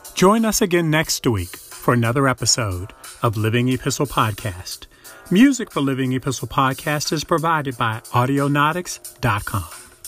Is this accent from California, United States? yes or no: no; Baltimore, Maryland, United States; I grew up in Baltimore, and my family's from North Carolina